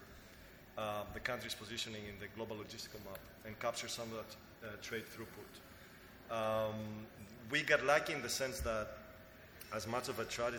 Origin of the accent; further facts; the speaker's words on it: Greece; as Greeks and as people who like to see our home country shine